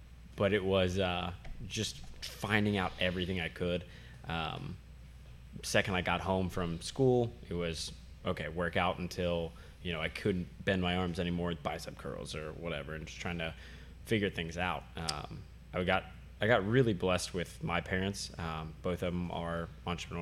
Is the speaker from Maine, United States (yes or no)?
no; Blanchester, Ohio, United States; I am from Blanchester, Ohio.